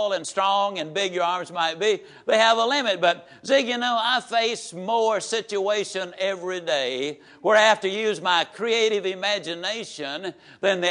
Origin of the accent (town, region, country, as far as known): Yazoo City, Mississippi, United States; born or raised there